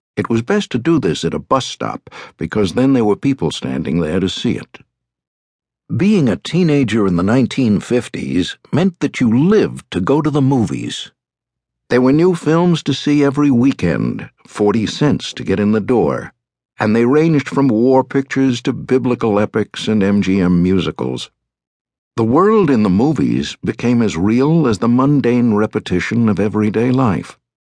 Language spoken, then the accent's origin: English; New York City, New York, United States; I was born on October twenty-second, nineteen thirty-nine, at Lenox Hill Hospital, located on Manhattan's Upper East Side